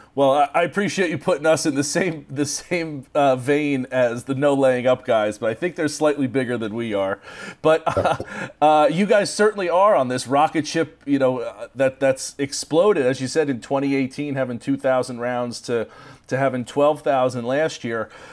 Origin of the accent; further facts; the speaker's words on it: United States; as an American